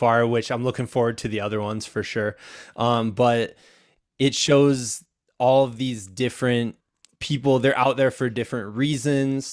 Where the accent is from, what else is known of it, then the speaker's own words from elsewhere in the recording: Muscatine, Iowa, United States; I'm an Iowan, so obviously it's a big event. And my hometown is right on the east side, so Muscatine.